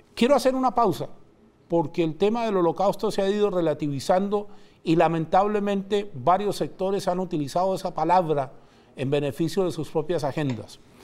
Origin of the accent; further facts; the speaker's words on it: Chile; la nuestra, la chilena